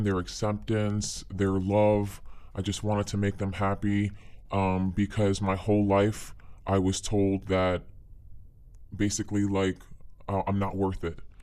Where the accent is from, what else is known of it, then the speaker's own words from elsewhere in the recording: United States; I was born here in the States